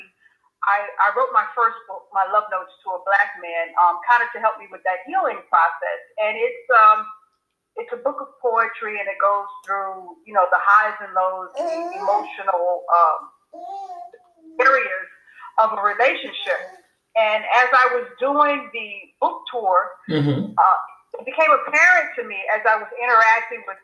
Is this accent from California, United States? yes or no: no; North Carolina, United States; I'm from North Carolina, that's where I was born, so I have a southern background